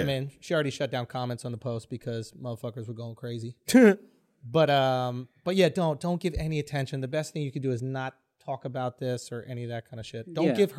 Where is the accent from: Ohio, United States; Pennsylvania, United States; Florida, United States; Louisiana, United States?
Pennsylvania, United States; Philadelphia; You ever been a black woman growing up in Philly in the 90s? Let me tell you about it.